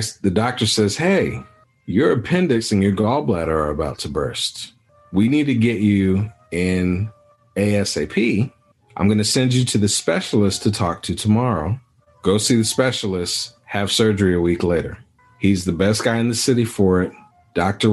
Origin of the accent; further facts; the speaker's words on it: Anguilla; also born or lived in Dallas, Texas / Sonora, Texas; now in United States; So I'm West Indian and we're from Anguilla, British West Indies.